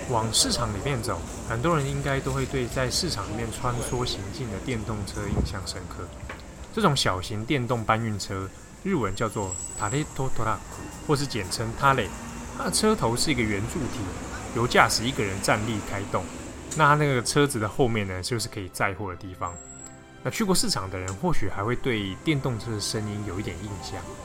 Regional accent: Taiwan; 我们是从台湾来的

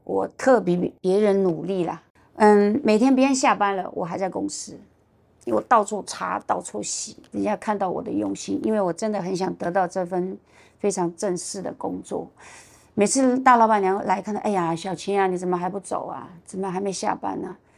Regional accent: China; moved away as an adult; also born or lived in Hangzhou, China; now in Taiwan; 我是从大陆来的

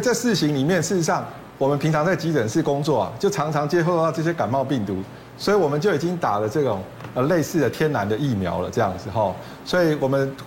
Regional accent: Taiwan; 我们。台湾人结石第一名最多的一种

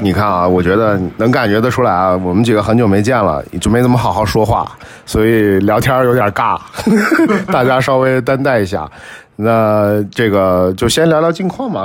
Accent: northern China, China; moved away; 咱们都是北方人

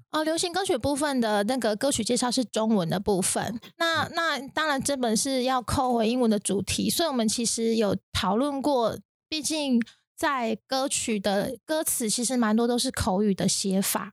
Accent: Taiwan; 跟我们现在台湾，土生土长的台湾是一样的

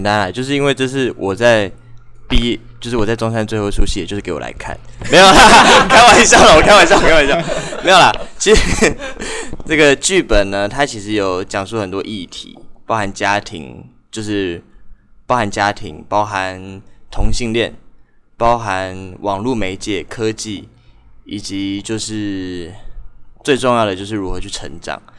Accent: Taipei, Taiwan; now in Kaohsiung, Taiwan; 我我我本人是因为我是台北人，嗯，然后可是我不想要这么快的回去台北，嗯，所以我还是打算在就是高雄再耕耘一下

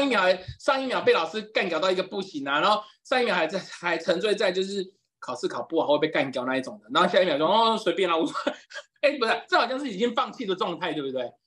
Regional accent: Yilan County, Taiwan; 就回宜兰，就是因为我是宜兰人嘛，就我，我妈就回宜兰

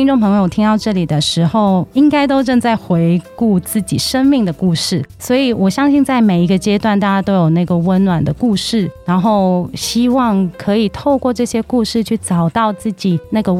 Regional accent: Guangdong, China; 可能冬天我们广东人很爱煲汤嘛，所以我的餐桌上几乎都有煲汤，然后小朋友也很喜欢。

